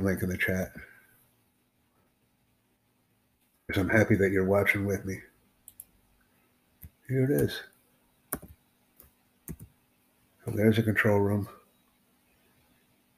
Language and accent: English; United States